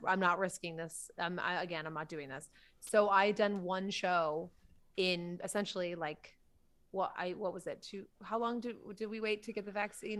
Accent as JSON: {"language": "English", "town": "Salisbury", "region": "Massachusetts", "country": "United States", "tie": "born or raised there"}